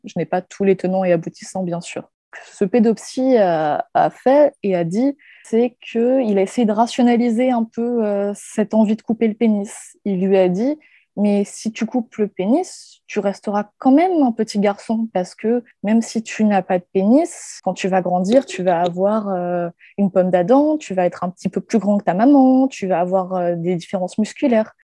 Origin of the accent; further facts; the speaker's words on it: Guadeloupe; now in Paris, France; Je vis actuellement à Paris, mais euh, j'ai grandi en Guadeloupe